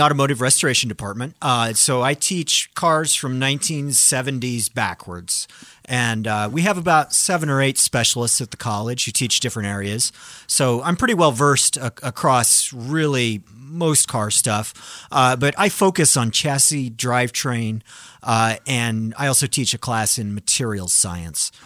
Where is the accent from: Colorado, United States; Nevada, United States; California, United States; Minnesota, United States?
Colorado, United States; I grew up in Colorado. I grew up in the mountains, and it snowed a lot there.